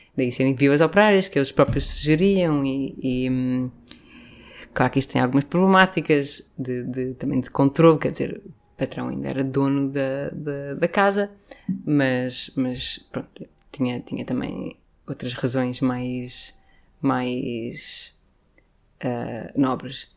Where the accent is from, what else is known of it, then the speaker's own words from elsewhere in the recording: Lisbon, Portugal; cresci no Príncipe Real